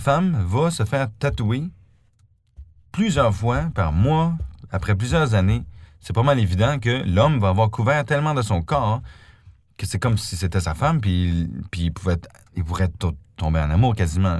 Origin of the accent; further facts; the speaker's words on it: Canada; now in Stuttgart, Germany; je suis canadien